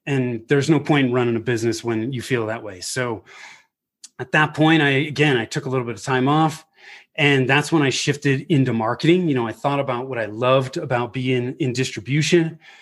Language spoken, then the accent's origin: English; Bay Area, Northern California, United States; moved away as an adult; also born or lived in Denver; I was born and raised in the Bay Area in Northern mm. California